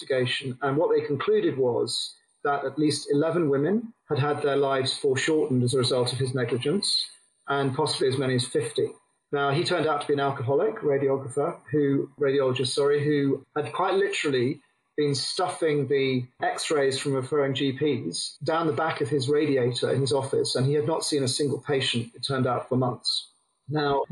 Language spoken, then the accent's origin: English; England, United Kingdom; now in Australia; came back to England